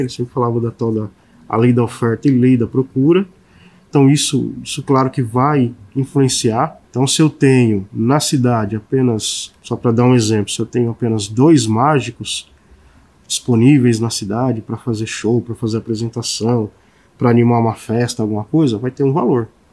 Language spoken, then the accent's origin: Portuguese; São Paulo, Brazil; moved away; eu sou de São Paulo, eventualmente eu vou a São Paulo para visitar minha família